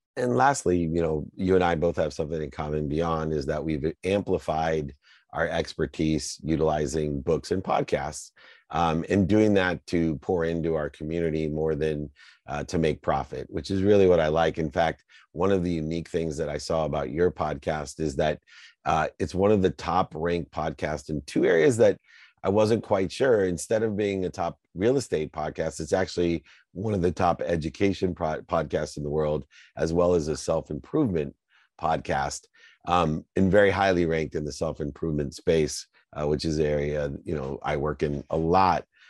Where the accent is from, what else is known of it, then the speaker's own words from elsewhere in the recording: Akron, Ohio, United States; I grew up in Akron, Ohio, hearing from my single mom with six kids